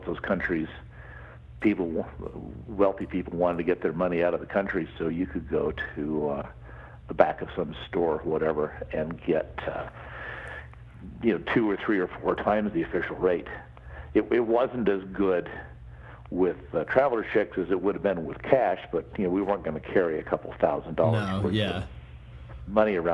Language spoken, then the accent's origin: English; Salt Lake City, Utah, United States; also born or lived in Park City, Utah; I grew up in Salt Lake City, then I moved to Park City, the big ski town